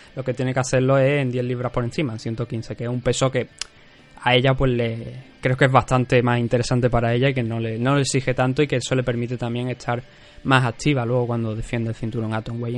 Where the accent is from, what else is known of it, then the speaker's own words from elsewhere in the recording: Cádiz, Andalusia, Spain; yo soy gaditano